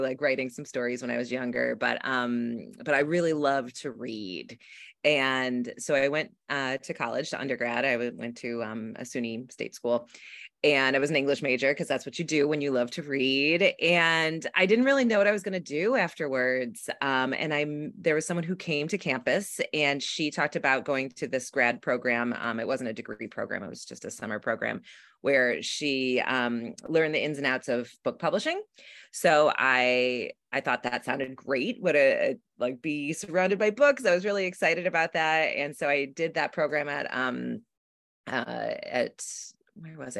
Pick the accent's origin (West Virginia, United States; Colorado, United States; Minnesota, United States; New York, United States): New York, United States; south of Buffalo, Western; now in Brooklyn, United States; I'm from actually Western New York, a small town in, um, south of Buffalo, but I live in Brooklyn